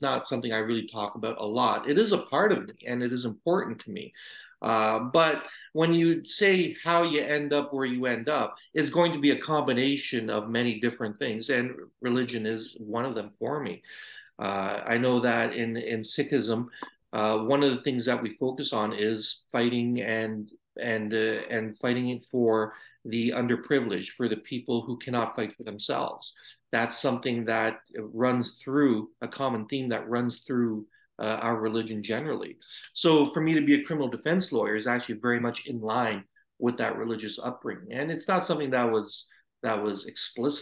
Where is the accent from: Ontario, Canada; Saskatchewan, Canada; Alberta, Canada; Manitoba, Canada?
Ontario, Canada; Brampton; also born or lived in India; I was an infant when I came to Canada, but pretty much you could say I was born in Canada. All my upbringing is in Brampton